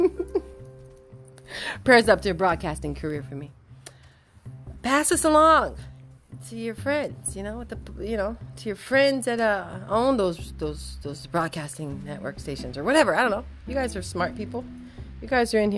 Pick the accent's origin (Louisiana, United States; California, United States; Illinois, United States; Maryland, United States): California, United States; moved away; I'm from Cali